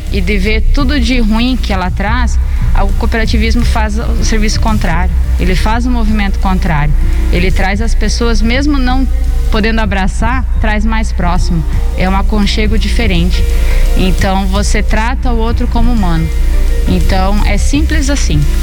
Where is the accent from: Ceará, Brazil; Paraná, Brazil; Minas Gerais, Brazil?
Paraná, Brazil; São Miguel do Iguaçu; eu sou nascida e criada em São Miguel